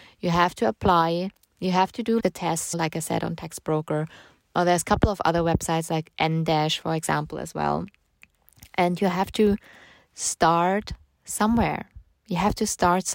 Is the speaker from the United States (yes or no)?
no; Germany; I'm from Germany